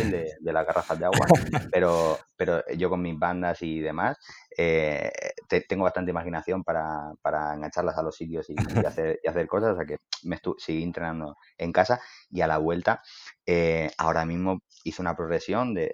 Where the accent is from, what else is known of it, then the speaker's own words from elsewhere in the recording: Elche, Valencian Community, Spain; soy, de Elche